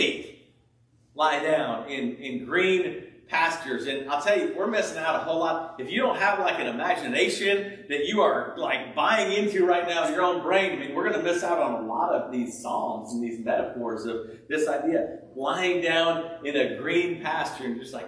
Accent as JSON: {"language": "English", "region": "California", "country": "United States", "tie": "born or raised there", "moved": "yes", "said": "I grew up in California"}